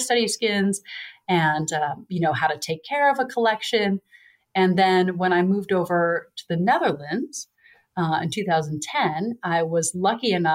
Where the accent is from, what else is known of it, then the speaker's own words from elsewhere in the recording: Boston, Massachusetts, United States; moved away as an adult; also born or lived in North Carolina; I grew up in Boston, moved to North Carolina for school